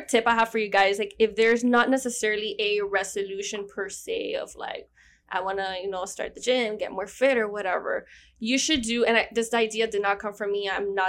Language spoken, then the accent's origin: English; Miami, Florida, United States; accent: Miami; first language Spanish; English is a second language; also born or lived in Georgia; You wish you had this Miami accent.